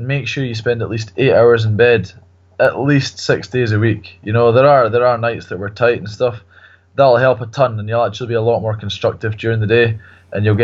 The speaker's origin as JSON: {"language": "English", "country": "Kenya", "tie": "born or raised there", "said": "I grew up in Kenya"}